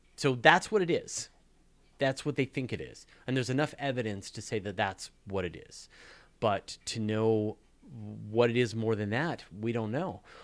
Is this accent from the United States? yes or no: no; Canada; accent: Canadian; my outrageous Canadian accent